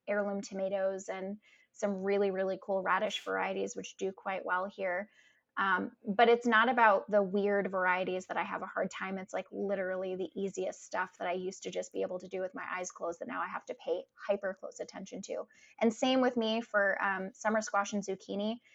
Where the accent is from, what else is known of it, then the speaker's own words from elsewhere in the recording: Providence, Rhode Island, United States; I grew up in Providence, Rhode Island